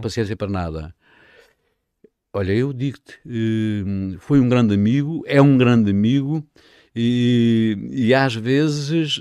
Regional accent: Vila Nova de Milfontes, Alentejo, Portugal; moved away as an adult; also born or lived in Lisbon; à minha terra, à, à, minha freguesia

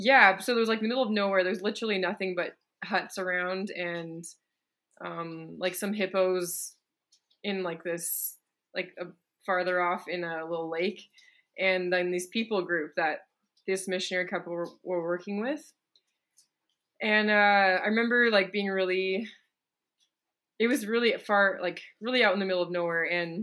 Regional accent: British Columbia, Canada; I got a scholarship to a school I probably couldn't have afforded in my hometown in BC.

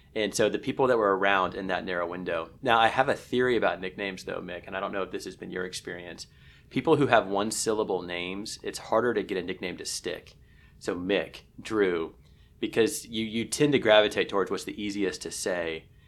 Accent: Kansas City, Missouri, United States; the reason I grew up in Kansas City is entirely because of the Dallas Cowboys

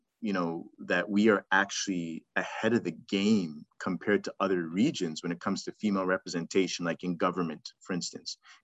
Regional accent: Zimbabwe; now in Toronto, Canada; I'm from Zim

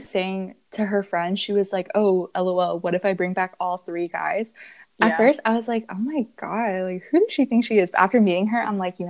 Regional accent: United States; we're Americans and we hate being American.

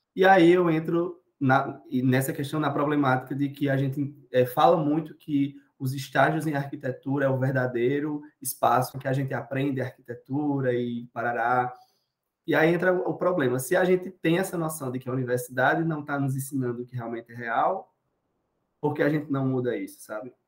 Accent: Cuité, Paraíba, Brazil; also born or lived in Campina Grande; Cuité. Uma cidade no interior da Paraíba

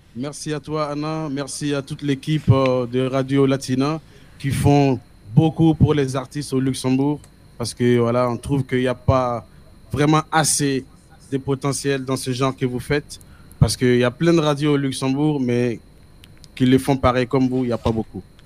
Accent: Burkina Faso; French is a second language; je viens d'Afrique, de Burkina Faso

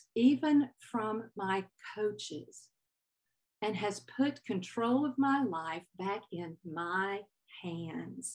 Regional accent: Southern United States, United States; accent: Southern; now in California, United States; my Southern accent

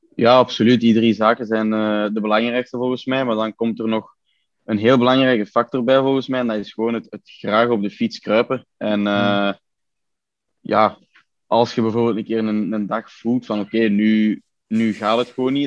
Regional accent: Belgium; bij ons op de Scheestraat, waar, ons, allee, waar mijn ouderlijk huis staat

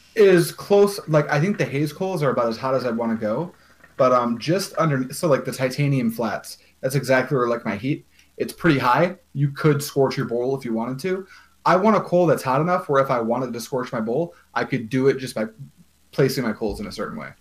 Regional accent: United States; as an American

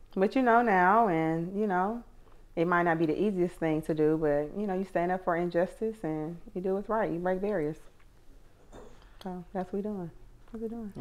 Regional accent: Atlanta, Georgia, United States; I'm from Atlanta, um, and I went to Tri Cities High School

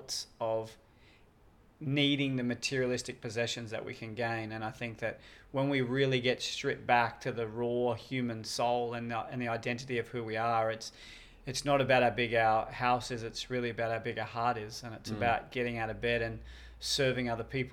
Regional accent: Australia; I've done a lot of different stuff on TV overseas and here in Australia

